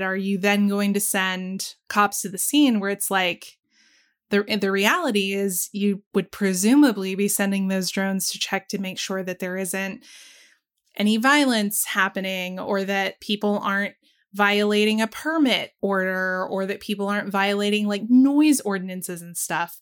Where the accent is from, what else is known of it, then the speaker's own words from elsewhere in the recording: the South, United States; growing up in the South